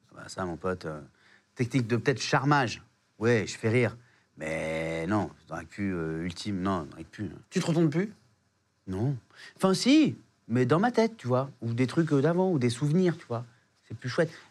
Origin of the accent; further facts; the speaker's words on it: Réunion; also born or lived in South Africa; now in Paris, France; chez moi à La Réunion